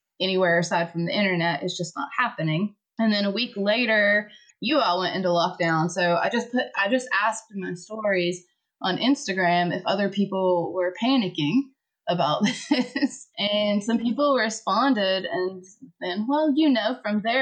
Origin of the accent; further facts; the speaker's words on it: United States; now in France; I'm an American, but I live in France